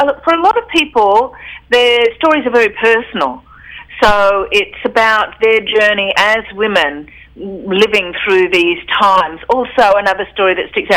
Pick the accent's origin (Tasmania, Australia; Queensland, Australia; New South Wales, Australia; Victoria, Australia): Queensland, Australia; Brisbane; I'm a Brisbane writer and editor